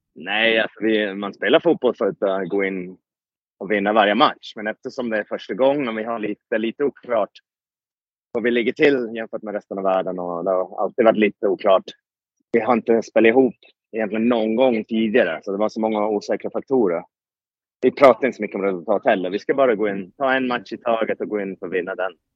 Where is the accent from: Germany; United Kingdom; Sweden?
United Kingdom; moved away; Jag är född i Storbritannien